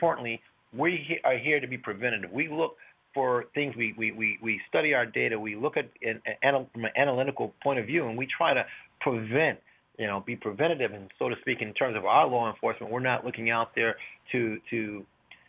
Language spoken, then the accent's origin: English; Hartford, Connecticut, United States; I was born and raised in Hartford